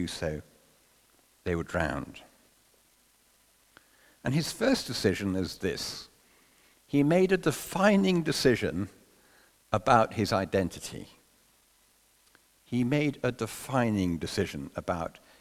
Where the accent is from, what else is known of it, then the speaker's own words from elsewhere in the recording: London, United Kingdom; growing up in London